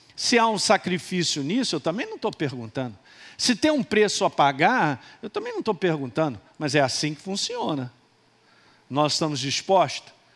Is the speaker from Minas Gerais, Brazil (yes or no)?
yes; Minas Gerais, Brazil; Sou de Minas